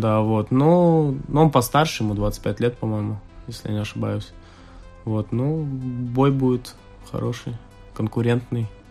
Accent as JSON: {"language": "Russian", "town": "Liepāja", "region": "Kurzeme", "country": "Latvia", "tie": "born or raised there", "moved": "yes", "lives_now": "Riga, Latvia", "said": "еще тогда жил в Лепе, да, в другом, я из Лепы. Вот, и потом я приехал в Ригу"}